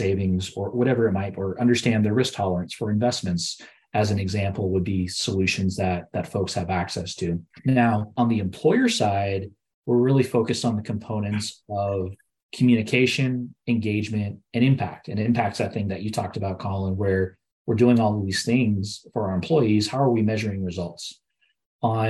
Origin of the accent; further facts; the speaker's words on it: Southern California, United States; I'm growing up in Southern California myself